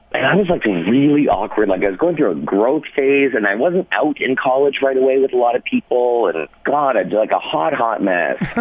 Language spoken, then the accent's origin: English; London, Ontario, Canada; also born or lived in Windsor, Ontario; now in Vancouver, Canada; I lived in London, Ontario. Well, I, I was born in Windsor uh, moved when I was seven to London